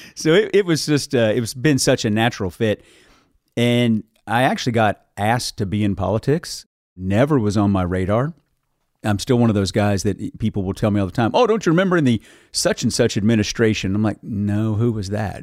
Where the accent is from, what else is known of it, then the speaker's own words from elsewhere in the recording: Carter County, eastern Kentucky, United States; now in Bardstown, United States; grew up in eastern Kentucky.